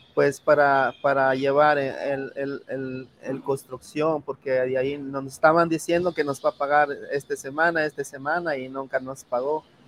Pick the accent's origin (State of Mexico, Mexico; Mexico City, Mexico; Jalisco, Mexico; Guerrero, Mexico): Guerrero, Mexico; moved away; yo vino este, de un rancho que se llama uh, Guerrero, de ahí donde yo nací, de ahí donde yo crecí, de mi niñez.